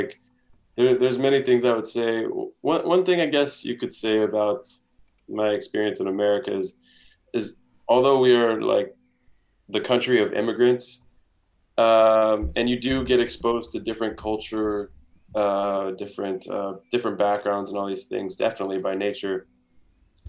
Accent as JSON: {"language": "English", "town": "Vacaville", "region": "California", "country": "United States", "tie": "born or raised there", "moved": "as an adult", "lives_now": "Prague, Czech Republic", "said": "I'm from California. I've lived in California my whole life"}